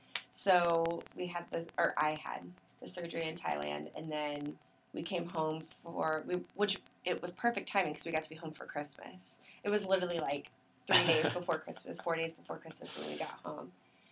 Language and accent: English; the Ozarks, United States; We never did those things growing up in the Ozarks